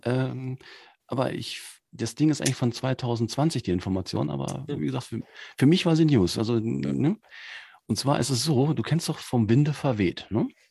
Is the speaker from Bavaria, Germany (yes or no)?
no; Cologne, North Rhine-Westphalia, Germany; moved away; aus meiner alten Heimatstadt, tatsächlich in Köln